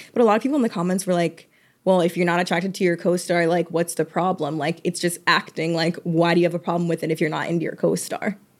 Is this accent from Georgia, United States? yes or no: yes; Georgia, United States; I'm from Georgia